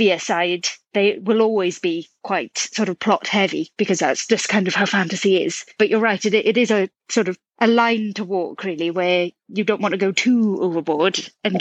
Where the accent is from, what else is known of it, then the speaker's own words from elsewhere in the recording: United Kingdom; accent: British; I'm a British-born writer, as you can probably tell from the accent